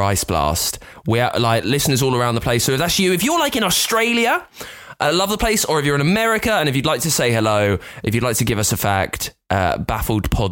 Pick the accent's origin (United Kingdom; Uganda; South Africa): United Kingdom; I'm British